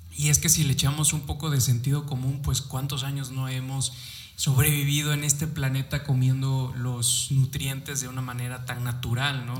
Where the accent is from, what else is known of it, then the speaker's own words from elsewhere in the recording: Mexico; como buenos mexicanos nos encantan